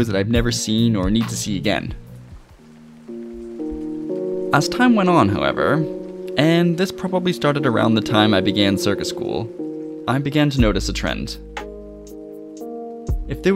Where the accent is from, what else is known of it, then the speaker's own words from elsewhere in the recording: Ottawa, Ontario, Canada; moved away as an adult; also born or lived in Montreal, Canada; now in Cardiff, United Kingdom; I'm originally from Ottawa, Canada, via Montreal